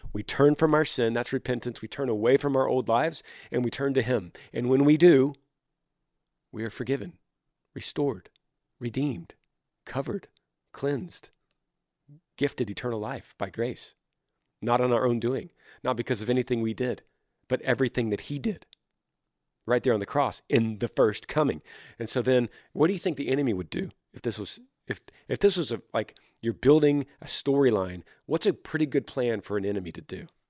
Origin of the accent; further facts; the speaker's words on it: Texas, United States; I'm a Texan